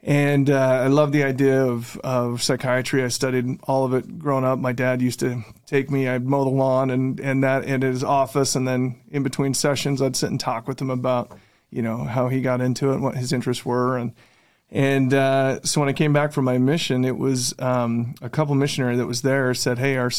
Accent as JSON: {"language": "English", "town": "West Valley City", "region": "Utah", "country": "United States", "tie": "born or raised there", "also_born_or_lived": "Bountiful, Utah", "said": "I actually grew up in West Valley until I was 10 years old"}